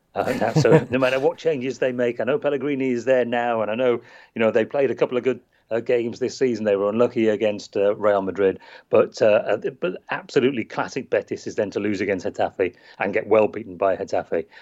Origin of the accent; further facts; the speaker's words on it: England, United Kingdom; as we say in England